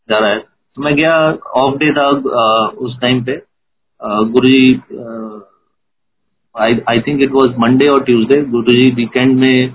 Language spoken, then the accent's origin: Hindi; Jalandhar, Punjab, India; तो मैं जलंधर जलंधर मेरा होम टाउन है तो मैं जलंधर में गुरुजी से फर्स्ट टाइम मिला